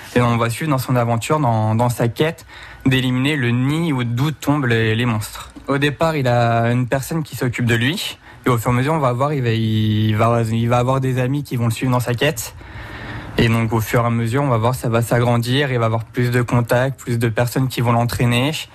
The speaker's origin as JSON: {"language": "French", "area": "Val-d'Oise, Paris region", "region": "Île-de-France", "country": "France", "tie": "born or raised there", "also_born_or_lived": "Charente", "moved": "yes", "lives_now": "Poitiers, France", "said": "Moi, je suis, je né dans le Val d'Oise, en région parisienne. Je suis atterri en Charente"}